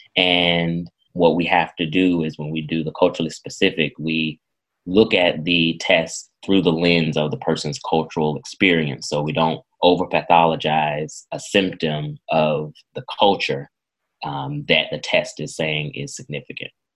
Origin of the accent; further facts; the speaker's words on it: Irwin County, Southwest Georgia, United States; I was born and raised in Irwin County